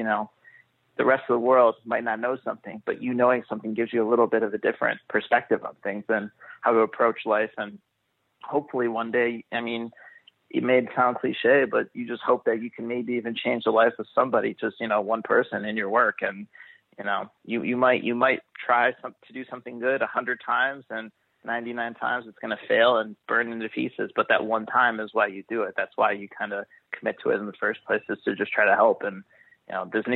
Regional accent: Chicago, Illinois, United States; I'm from the Chicagoland area

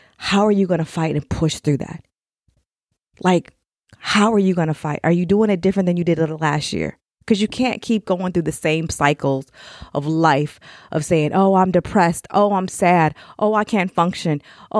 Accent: Elgin, Illinois, United States; born there; I don't know why I was born in Chicago, Elgin. But hey, it all worked out because now I'm here.

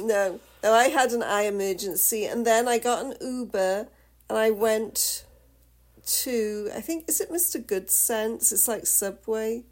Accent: United Kingdom; I'm the Brit

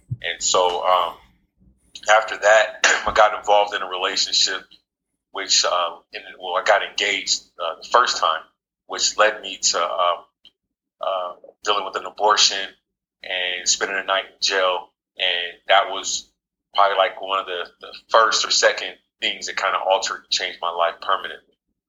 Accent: San Diego, California, United States; also born or lived in Jacksonville, Florida; I was born in Jacksonville, Florida. I currently reside in Jacksonville, Florida, but don't know too much about it. I was raised in San Diego, California. Was a Navy brat.

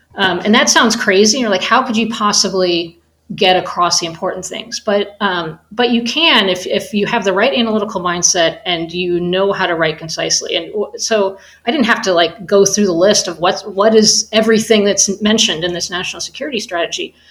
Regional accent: United States; as an American

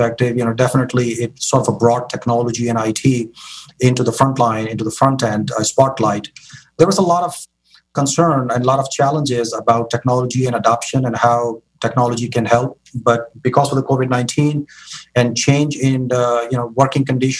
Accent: Karachi, Sindh, Pakistan; moved away as an adult; now in San Francisco Bay Area, United States; born and raised in Karachi, Pakistan, you know, came to the United States for my higher education

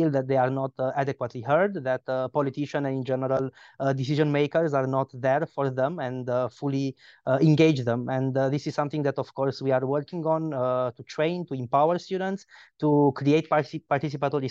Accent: Romania; I'm coming from Romania

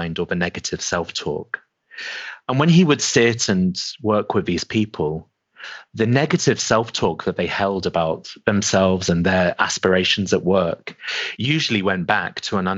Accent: England, United Kingdom; also born or lived in Middle East; moved to the UK when I was 8

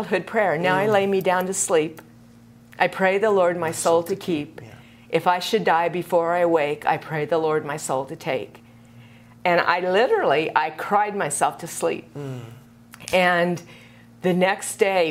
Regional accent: Kansas, United States; moved away as an adult; also born or lived in Seattle; I grew up in Kansas

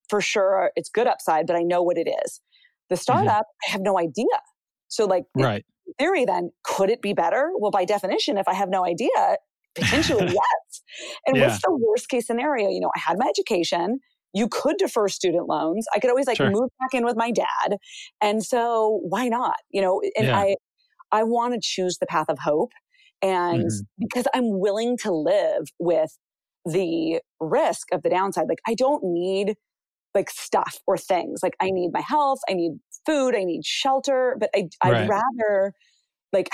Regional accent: United States; I was born in the United States

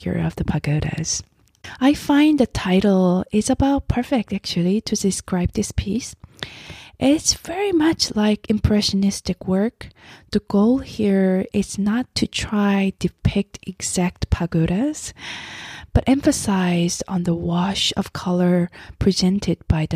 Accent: South Korea; moved away; As I grew up in Korea myself

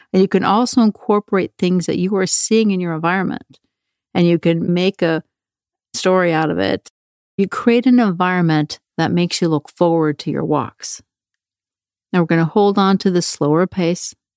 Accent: Norway; moved away; when I was a kid growing up in Norway

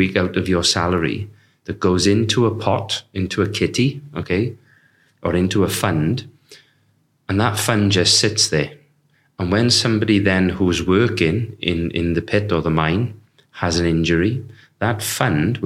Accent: Tredegar, Wales, United Kingdom; from Tredegar, which is the town I grew up

